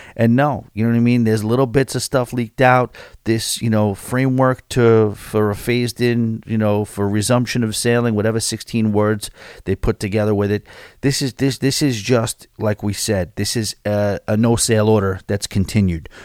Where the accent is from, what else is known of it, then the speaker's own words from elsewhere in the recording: New York, United States; as a New Yorker, a born-and-bred New Yorker